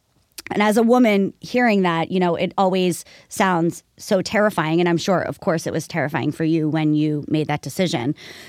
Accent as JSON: {"language": "English", "region": "New Jersey", "country": "United States", "said": "I mean, I'm from New Jersey"}